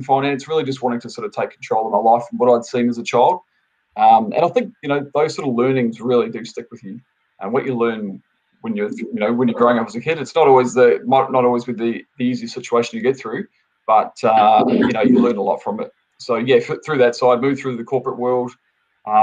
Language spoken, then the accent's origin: English; New Zealand; moved away; I'm originally from New Zealand, so I'm a Kiwi. I've been here for probably almost 17 years now. Originally, I was off a dairy farm back in New Zealand.